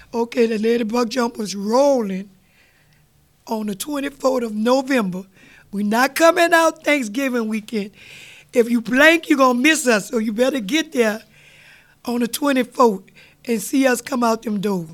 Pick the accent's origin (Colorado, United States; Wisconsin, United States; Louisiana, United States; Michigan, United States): Louisiana, United States; New Orleans; we was raised up in Gertown, mm-hmm. we didn't see many parades. So my daddy moved us uptown on Washington